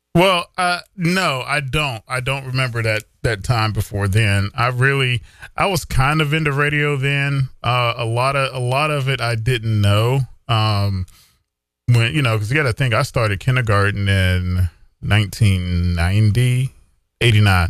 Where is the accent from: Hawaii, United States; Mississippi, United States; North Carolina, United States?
North Carolina, United States; Ahoskie; also born or lived in Gates County, North Carolina / Raleigh, North Carolina; my hometown radio station, uh, W R C S and W Q D K and Ahoskie and, uh, Ahoskie, North